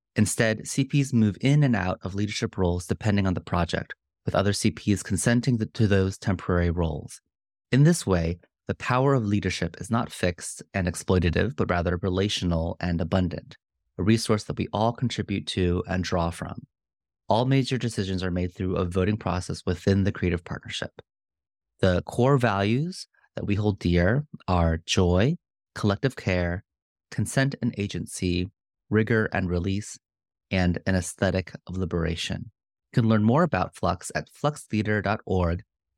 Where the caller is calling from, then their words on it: Potomac, Maryland, United States; I'm calling in from the Piscataway and Manahonok lands, colonially known as Potomac, Maryland.